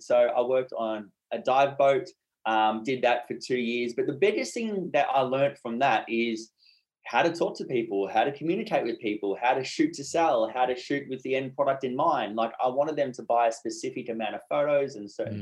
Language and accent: English; Brisbane, Queensland, Australia; also born or lived in Whitsundays, Queensland; I'm from Brisbane, Australia.